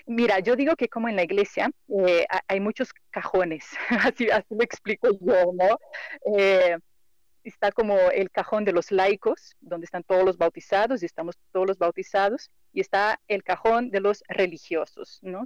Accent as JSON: {"language": "Spanish", "country": "Brazil", "second_language": "Spanish", "moved": "as an adult", "lives_now": "Mexico", "said": "yo soy brasileña y por eso el acento así como que medio raro"}